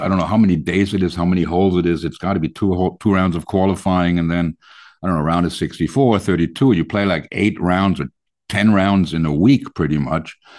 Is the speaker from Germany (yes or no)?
yes; Germany; we're from Germany